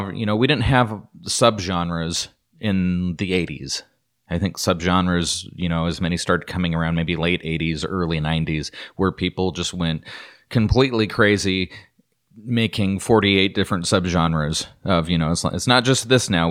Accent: Idaho, United States; Growing up in Idaho, if you were to go to McCall or you go to Sun Valley, Ketchum area, or you just travel around in some of these smaller towns, we have a little touristy towns

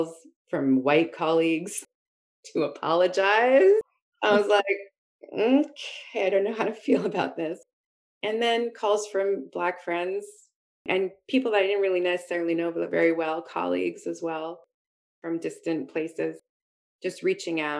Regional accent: Montreal, Quebec, Canada; also born or lived in Halifax, Nova Scotia; growing up in Montreal

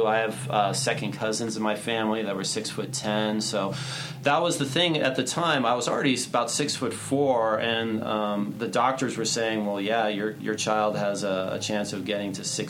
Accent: New York, United States; born there; One of the reasons why I was born in New York.

